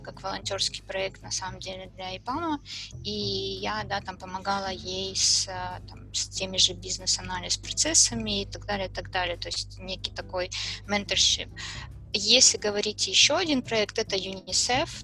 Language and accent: Russian; Kharkiv, Kharkiv Oblast, Ukraine; я из Харькова